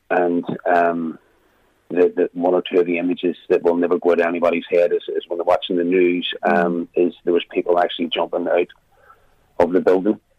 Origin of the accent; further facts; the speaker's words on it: Belfast, Northern Ireland, United Kingdom; accent: Belfast; I decided to keep my own accent.